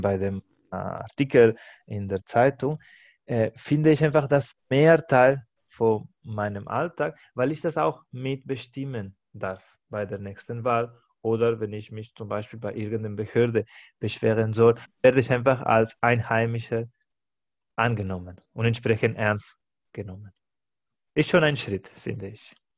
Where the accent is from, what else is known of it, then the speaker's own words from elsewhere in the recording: Spain; now in Germany; Ich als Spanier habe ich auch ein anderes Verständnis, was bedeutet Spanier zu sein